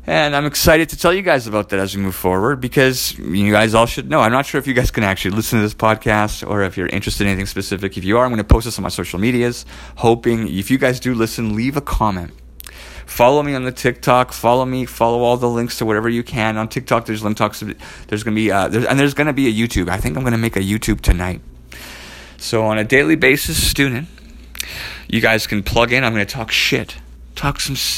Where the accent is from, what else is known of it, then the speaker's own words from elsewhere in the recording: Edmonton, Alberta, Canada; I'm from Edmonton, Alberta